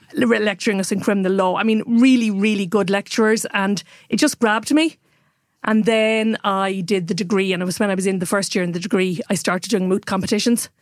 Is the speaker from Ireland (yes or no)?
yes; Waterford, Munster, Ireland; also born or lived in Dublin; now in Kilkenny, Ireland; I grew up in Waterford, actually, and then went to boarding school and then came to Dublin. But since oh one, I've lived back in Kilkenny full-time.